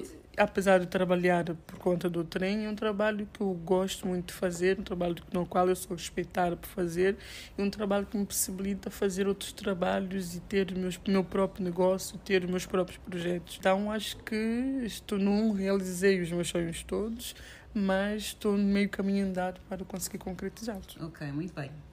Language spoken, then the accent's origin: Portuguese; São Tomé & Príncipe